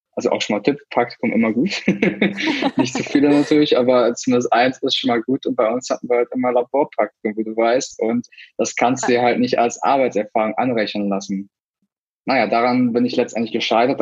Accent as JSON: {"language": "German", "country": "Germany", "moved": "yes", "said": "ich war Deutscher"}